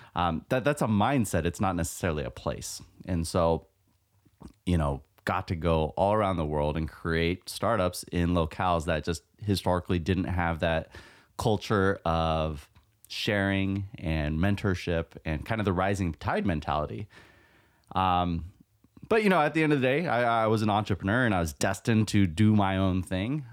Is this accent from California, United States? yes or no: yes; California, United States; born and raised in California, so it's like part of my blood